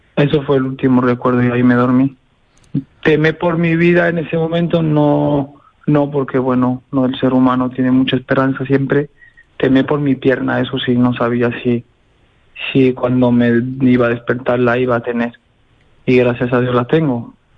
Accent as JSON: {"language": "Spanish", "town": "Béziers", "region": "Occitania", "country": "France", "tie": "born or raised there", "said": "Soy de Beciers, nacido en Beciers. De padre portugués"}